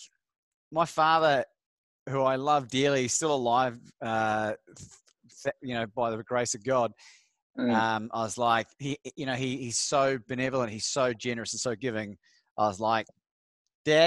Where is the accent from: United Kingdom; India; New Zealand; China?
New Zealand; now in Australia; I'm from New Zealand originally. I moved over here in 2001.